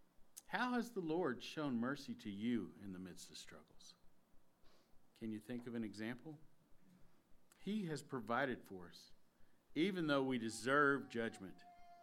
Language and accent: English; Texas, United States; I grew up in Texas.